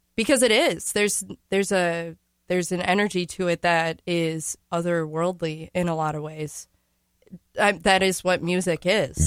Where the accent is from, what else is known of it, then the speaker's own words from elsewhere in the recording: St. Paul, Minnesota, United States; I am from St. Paul.